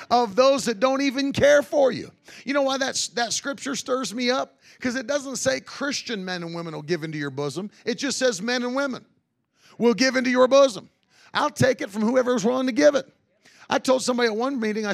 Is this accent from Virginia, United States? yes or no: yes; Virginia Beach, Virginia, United States; I grew up in Virginia Beach.